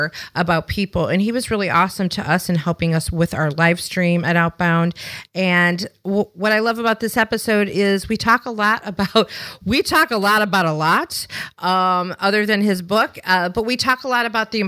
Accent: Chicago, Illinois, United States; also born or lived in the American South; now in Southern United States; I'm from Chicago, but I live in the South now

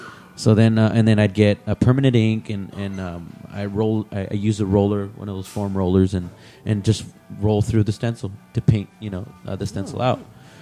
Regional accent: Salinas, California, United States; I'm from Salinas.

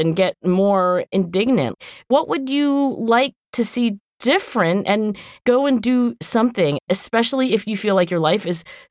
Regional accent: United States; we're American, but particularly as Americans

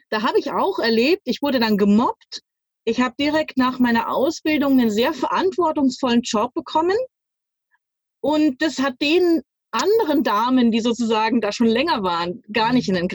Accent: Munich, Bavaria, Germany; ich bin zwar nicht in New York oder sowas groß geworden, aber äh, ich bin in München aufgewachsen, geboren und aufgewachsen.

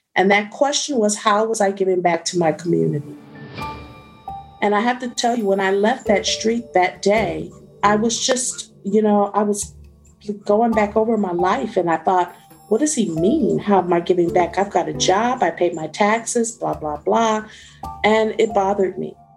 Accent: Detroit, Michigan, United States; I'm born and raised in Detroit, but I was born on the west side of Detroit

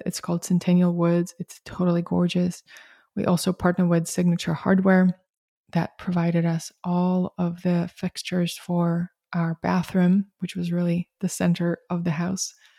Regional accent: Russia; moved away; I grew up in Soviet Russia

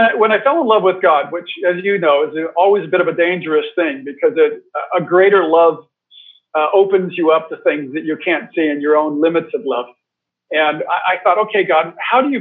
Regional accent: United States; moved away as an adult; I grew up in America, so rather monoculture

